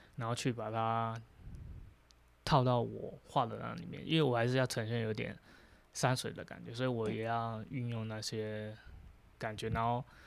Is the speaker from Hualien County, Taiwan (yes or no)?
yes; Hualien, Hualien County, Taiwan; 其实在花莲，有去过花莲的都应该知道你，你在花莲走到哪里，你其实中央山脉就，就是都在身边这样